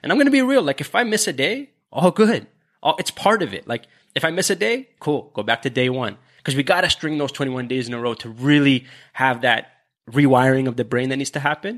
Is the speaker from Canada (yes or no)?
yes; Canada; we're Canadian